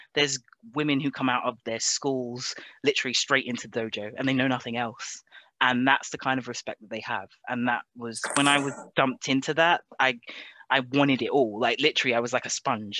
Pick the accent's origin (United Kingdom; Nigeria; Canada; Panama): United Kingdom; England; moved away as an adult; also born or lived in Japan; now in Scotland, United Kingdom; I was born in Britain, but I was raised in Japan